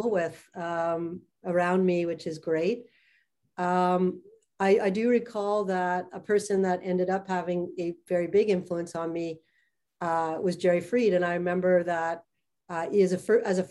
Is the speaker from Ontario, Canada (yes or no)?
no; Montreal, Quebec, Canada; I grew up in Montreal.